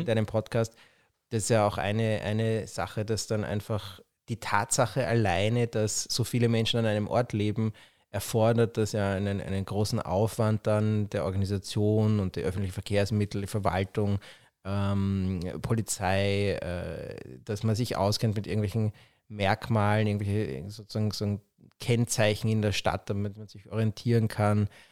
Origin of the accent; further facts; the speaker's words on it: Vienna, Austria; als jemand, der in Wien aufgewachsen ist